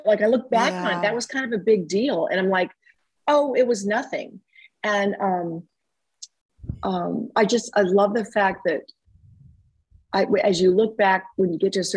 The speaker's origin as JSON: {"language": "English", "town": "Dayton", "region": "Ohio", "country": "United States", "tie": "born or raised there", "said": "I was born and raised in Dayton, Ohio"}